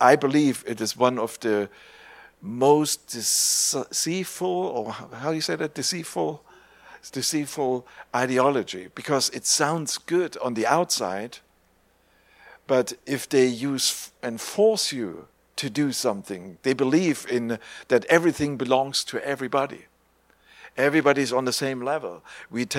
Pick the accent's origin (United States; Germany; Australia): Germany; East Germany; English is a second language; growing up in East Germany